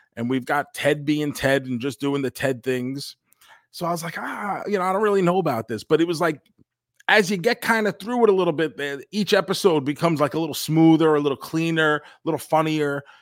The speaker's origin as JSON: {"language": "English", "region": "New York", "country": "United States", "tie": "born or raised there", "said": "when we grew up in New York"}